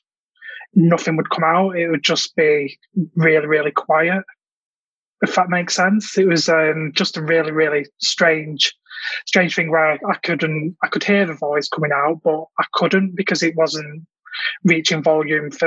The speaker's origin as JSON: {"language": "English", "town": "Manchester", "region": "North West England", "country": "United Kingdom", "said": "I'm from Manchester in the UK"}